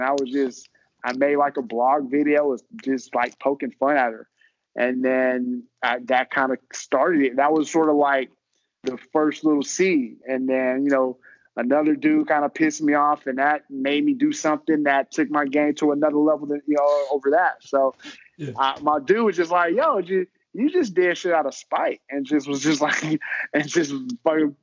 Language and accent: English; Houston, Texas, United States; Grew up in Houston, Texas